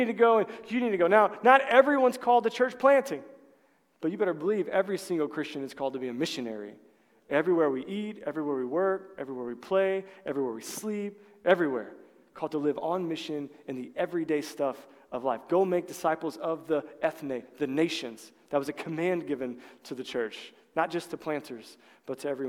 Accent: Collinsville, United States; I'm from Collinsville

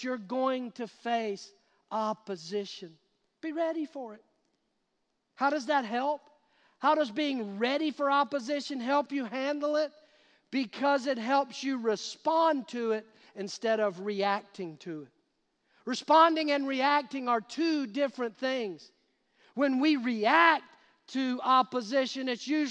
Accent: United States; we as American Christians

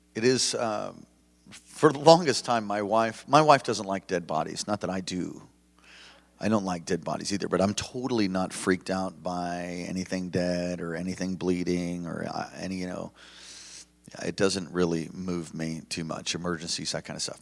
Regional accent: East Coast, United States; now in Hawaii, United States; I was raised in the East Coast

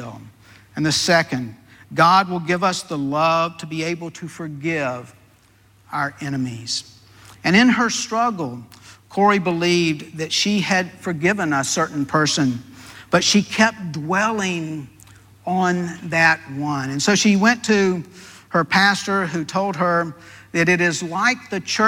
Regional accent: Deep South, United States; I was raised in the Deep South

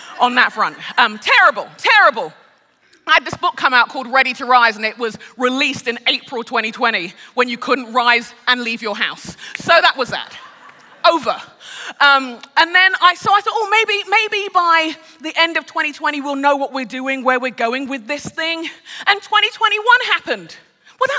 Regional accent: London, United Kingdom; moved away as an adult; now in Minneapolis, United States; I'm a Brit. I'm born and raised in London. I'm Nigerian. I'm a Yoruba Nigerian as well

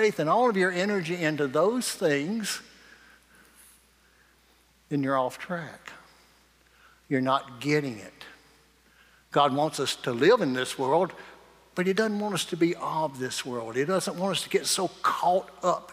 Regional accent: Morgan, United States; I just grew up down in Morgan, but when I grew up in Morgan, everybody had a house and 40 acres

